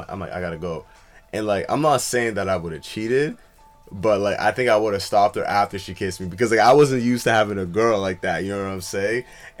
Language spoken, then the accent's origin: English; Ottawa, Ontario, Canada; I'm like, I'm from Ottawa.